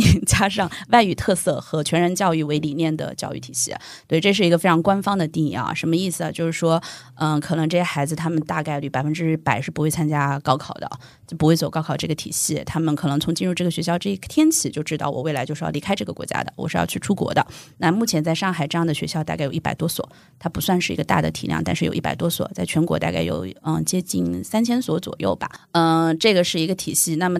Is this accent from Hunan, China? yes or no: yes; Hunan, China; moved away as an adult; also born or lived in Hong Kong; now in Shanghai, China; 我是湖南人嘛